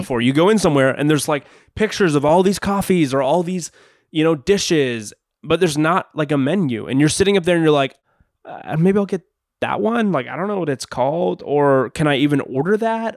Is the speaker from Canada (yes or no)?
yes; Canada; I'm from Canada.